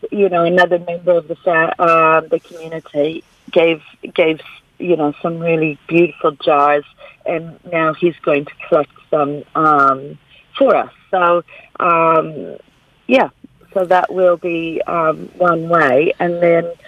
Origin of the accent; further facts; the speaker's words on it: Canada; now in Golden Bay, New Zealand; growing up in Canada